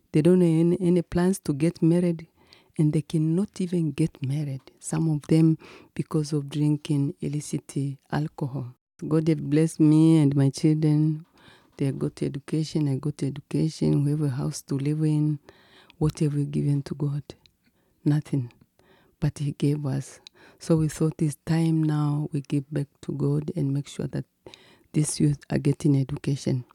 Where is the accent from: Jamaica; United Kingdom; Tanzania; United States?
Tanzania; Mwika, Kilimanjaro; I was born in Kilimanjaro in a village called Mwika